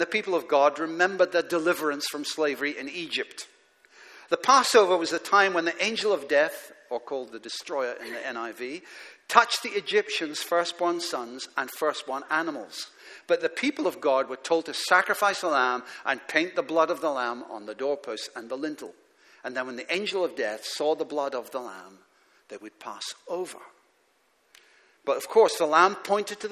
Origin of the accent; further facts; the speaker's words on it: Aberdeen, Scotland, United Kingdom; as a teenager growing up in Aberdeen in Scotland